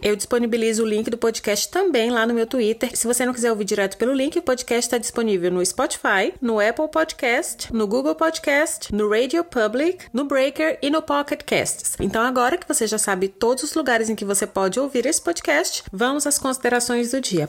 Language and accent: Portuguese; Brazil; first language Portuguese; moved away as an adult; eu estava totalmente ambientada porque era o meu país